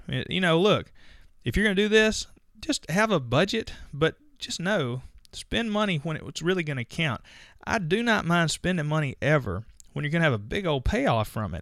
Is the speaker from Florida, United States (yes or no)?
no; Mississippi, United States; I'm from Mississippi